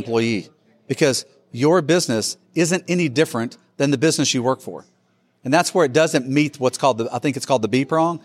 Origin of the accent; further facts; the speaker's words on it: Alabama, United States; I am from Alabama